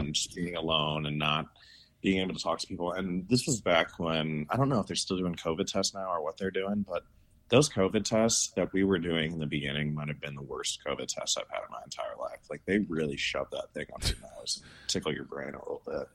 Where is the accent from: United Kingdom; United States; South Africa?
United States; St. Louis, Missouri; now in Salt Lake City, United States; I grew up in Saint Louis, Missouri